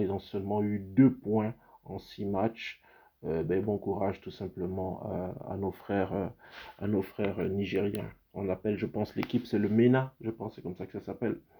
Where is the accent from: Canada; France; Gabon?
Gabon; moved away; c'est mon pays d'origine